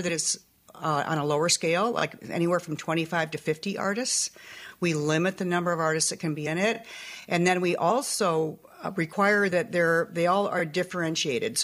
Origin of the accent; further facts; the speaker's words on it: North Dakota, United States; moved away; also born or lived in Montana / northern Minnesota / Navajo Reservation / Bahamas; I was raised in North Dakota, so I really love that little accent.